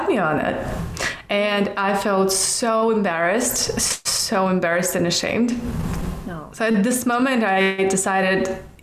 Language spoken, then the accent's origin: English; Siberia, Russia; now in Los Angeles, United States; I was born in Russia, in Siberia, even though I don't like cold. That's why I live in Los Angeles.